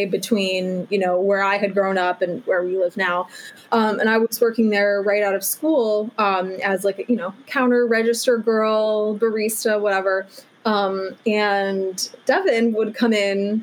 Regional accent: Illinois, United States; I am from the suburbs

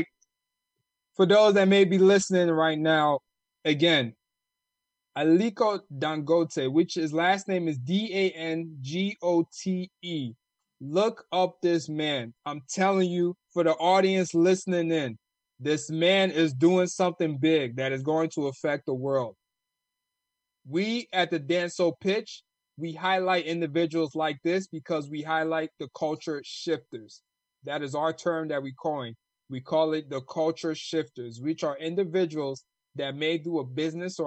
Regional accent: United States; accent: American; also born or lived in Ghana; my American accent

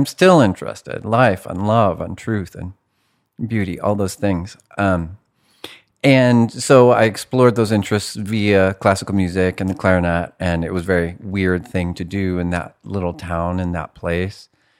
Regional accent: California, United States; I was raised in Humboldt County by, I don't know, absent, neglectful parents, ish. It was a very rural place. Humboldt County is like a red state and a blue state, Oklahoma by the sea.

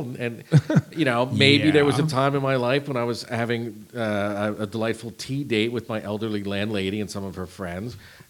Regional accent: Northeast, United States; now in Texas, United States; I'm from the Northeast. So to me, snow is a fact of life.

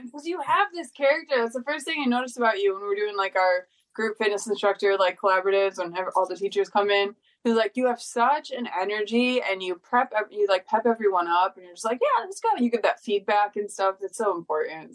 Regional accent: Detroit, Michigan, United States; moved away; I'm from Detroit originally.

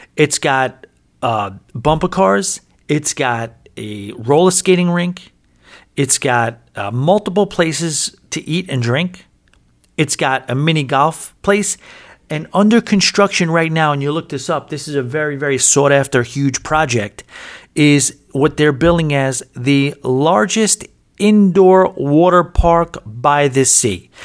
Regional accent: New York, United States; now in Atlantic City, United States; I'm from New York

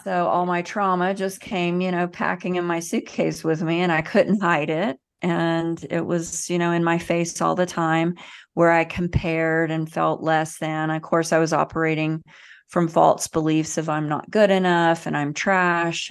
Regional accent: the South, United States; I grew up in the South in the United States.

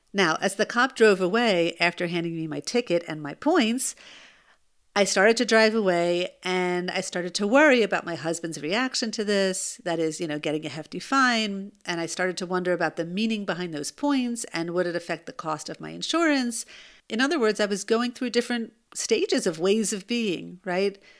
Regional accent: United States; now in Israel; I'm American

